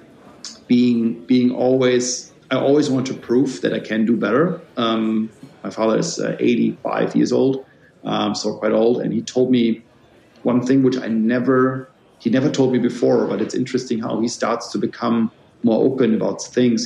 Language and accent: English; Germany; I was born then in Germany